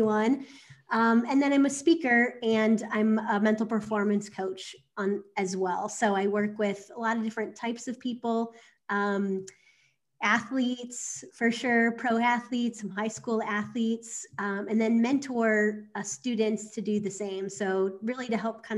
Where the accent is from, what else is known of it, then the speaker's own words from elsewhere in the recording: Sheldon, Iowa, United States; also born or lived in southern Minnesota; now in Minnesota, United States; I am from Sheldon, Iowa, and I graduated from Sheldon High School